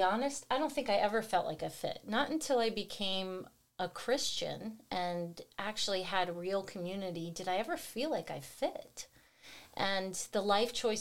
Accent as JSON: {"language": "English", "town": "Houston", "region": "Texas", "country": "United States", "tie": "born or raised there", "also_born_or_lived": "New Jersey", "said": "I was born in Jersey. And when I was 2, we all moved to New Jersey. I have a brother and a sister. My mom and dad decided that Houston, Texas"}